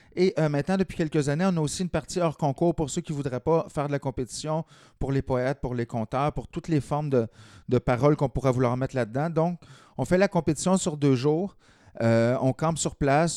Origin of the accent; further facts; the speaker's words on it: Lanaudière, Quebec, Canada; also born or lived in Montreal; j'étais originaire de la Naudière